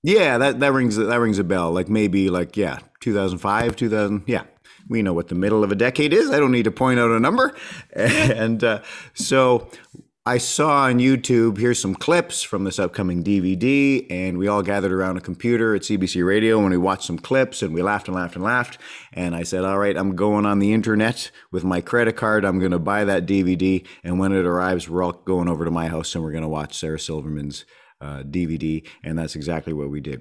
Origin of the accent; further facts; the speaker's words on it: Winnipeg, Manitoba, Canada; also born or lived in Edmonton; born in, born in Edmonton, but raised in Winnipeg since I was four